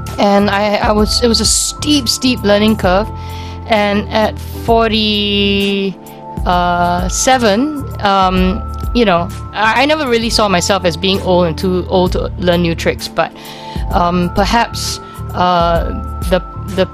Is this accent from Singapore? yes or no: yes; Singapore; I'm Singaporean.